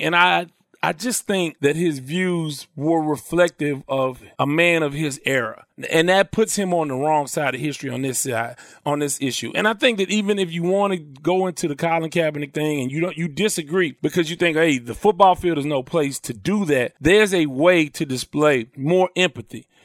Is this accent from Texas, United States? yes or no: yes; Houston, Texas, United States; I grew up in Houston